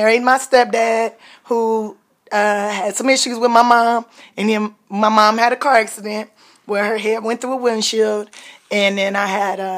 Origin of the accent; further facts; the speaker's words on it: Los Angeles, California, United States; in Los Angeles, California